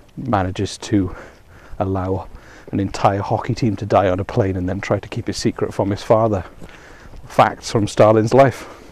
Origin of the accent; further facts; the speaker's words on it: Wales, United Kingdom; I come from Wales